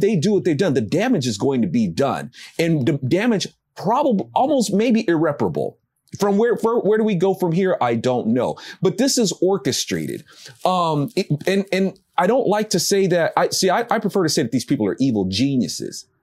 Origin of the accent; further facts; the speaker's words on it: United States; I'm an American